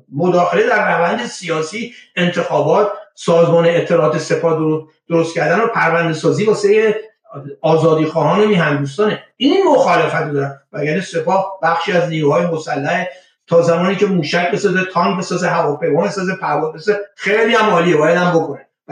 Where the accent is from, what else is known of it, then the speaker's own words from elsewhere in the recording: Iran; moved away as an adult; من در ایران به دنیا بودم در ایران بزرگ شدم